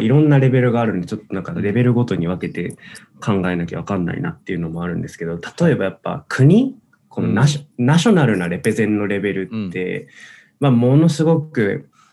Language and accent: Japanese; Osaka, Japan; now in Tokyo, Japan; 僕大阪出身なんですけど